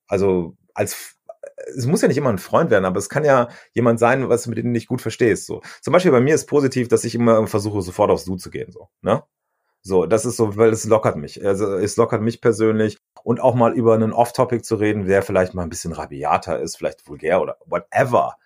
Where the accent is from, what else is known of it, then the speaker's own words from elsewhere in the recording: Germany; bei uns in Deutschland